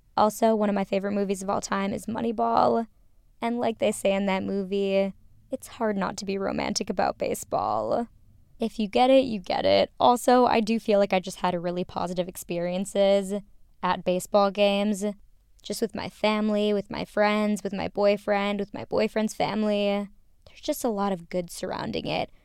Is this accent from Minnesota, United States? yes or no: yes; Minnesota, United States; growing up in Minnesota